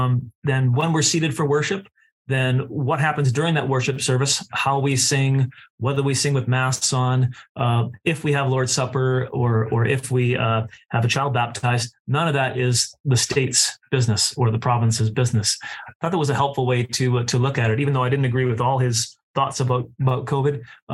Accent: United States; especially as an American

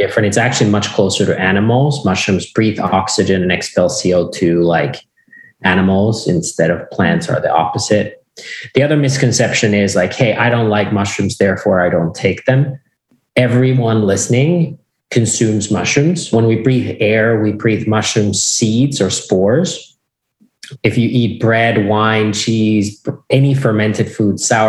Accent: Finland; I grew up in Finland and on a farm that has been with us from since 1619 at least

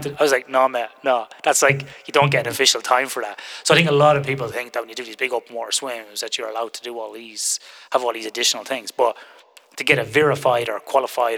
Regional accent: Ireland; now in Western Australia, Australia; when I grew up in Ireland

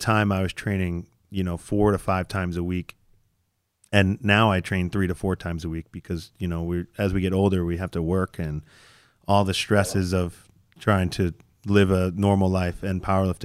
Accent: United States; as American lifters

